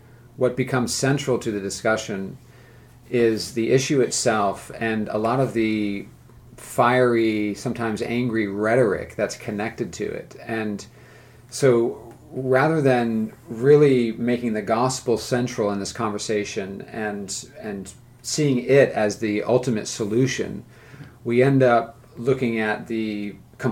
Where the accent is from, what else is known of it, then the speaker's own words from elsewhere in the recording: California, United States; now in the South, United States; I grew up in California